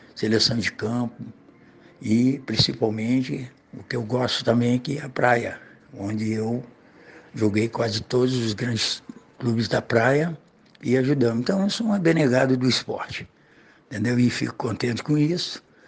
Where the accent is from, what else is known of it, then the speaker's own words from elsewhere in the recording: Uruguaiana, Rio Grande do Sul, Brazil; now in Cabo Frio, Brazil; Sou gaúcho, né? Eu sou de Uruguaiana, eu rodei muito, né? lá do Rio Grande do Sul, nasci lá.